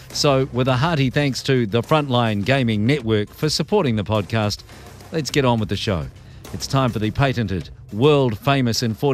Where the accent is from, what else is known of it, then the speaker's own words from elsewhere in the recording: New York, United States; moved away as an adult; now in Florida, United States; Oh, so I actually grew up in New York. I am not a native Floridian.